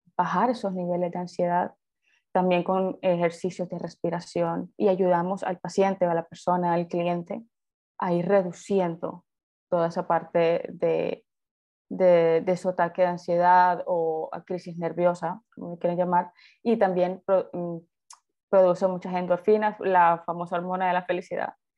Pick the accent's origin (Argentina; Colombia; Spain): Colombia; soy de Colombia